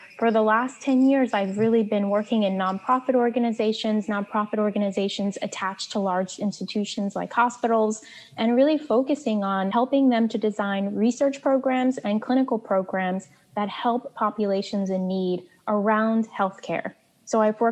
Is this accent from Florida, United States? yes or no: no; New York City, New York, United States; I grew up in the projects of Brooklyn, New York, Marlborough Projects